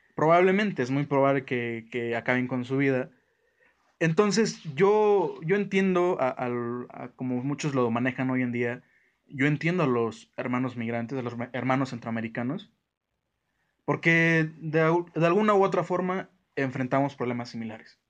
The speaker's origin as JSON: {"language": "Spanish", "country": "Mexico"}